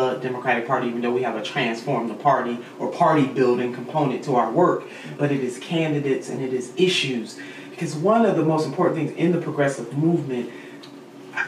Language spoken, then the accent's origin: English; Cleveland, Ohio, United States; my hometown of Cleveland